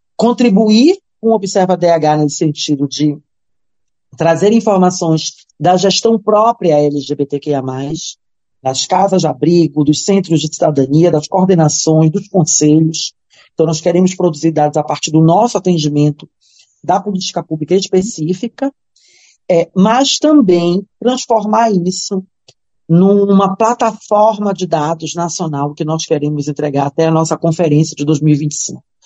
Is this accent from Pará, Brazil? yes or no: yes; Belém, Pará, Brazil; eu sou de Belém, a minha família é de Cametá